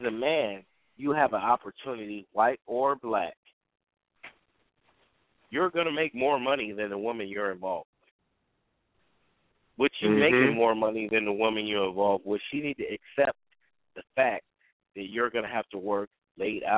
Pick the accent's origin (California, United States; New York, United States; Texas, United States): California, United States; Southern; I grew up in Southern California